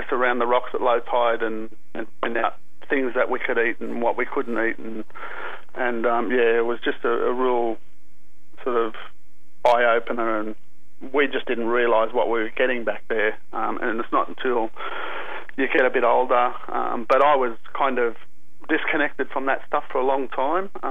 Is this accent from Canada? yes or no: no; Sydney, New South Wales, Australia; I grew up in the Aboriginal community here at La Perouse in the southern suburbs of Sydney.